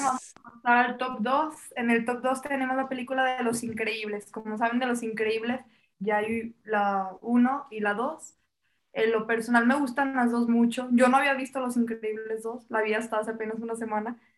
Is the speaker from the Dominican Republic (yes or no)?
no; Mexico